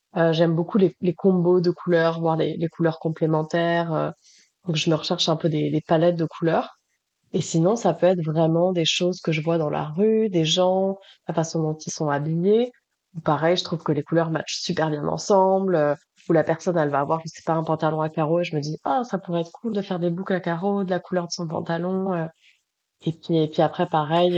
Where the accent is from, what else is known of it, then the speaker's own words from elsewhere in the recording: Toulouse, Occitania, France; now in Montreal, Canada; Je suis une fille du soleil, je viens de Toulouse